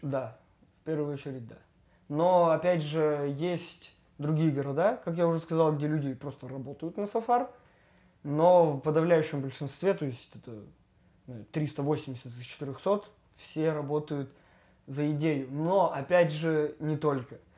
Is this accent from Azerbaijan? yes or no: no; Yekaterinburg, Sverdlovsk Oblast, Russia; родился, и я знаю, если не каждый закуток, то очень много мест. И я люблю город